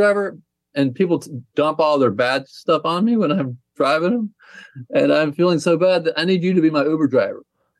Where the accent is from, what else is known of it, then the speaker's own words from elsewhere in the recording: Chattanooga, Tennessee, United States; Hey, Rog. I'm from Chattanooga, Tennessee.